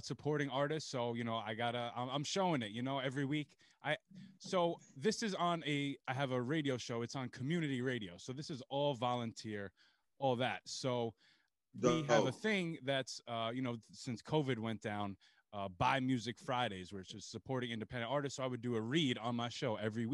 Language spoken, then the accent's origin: English; Long Island, New York, United States; I'm from Long Island. I'm from New York